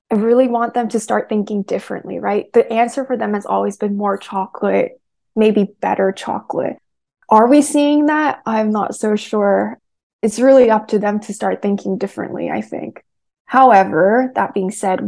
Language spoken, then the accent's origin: English; United States; I'm Korean American